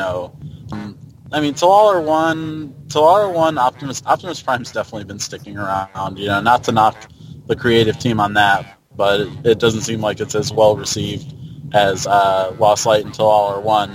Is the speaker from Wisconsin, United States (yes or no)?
no; Mount Prospect, Illinois, United States; now in Tampa, United States; I grew up in Mount Prospect.